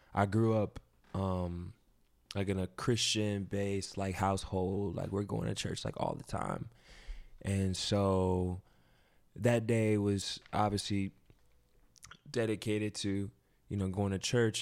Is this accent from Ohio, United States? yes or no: yes; Ohio, United States; moved away as an adult; also born or lived in Fayetteville, North Carolina; now in New York, United States; I lived there for about three or four years, but I've lived basically my whole life in Ohio